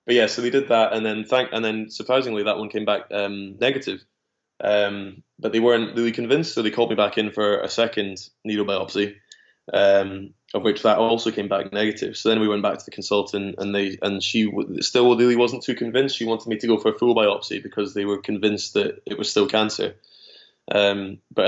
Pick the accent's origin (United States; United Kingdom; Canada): United Kingdom; Dunfermline, Scotland; also born or lived in Glasgow / Edinburgh; I was born in Glasgow, was there until about six, and then was in Dunfermline from till about 12, and then I moved to Edinburgh from about 12 till 17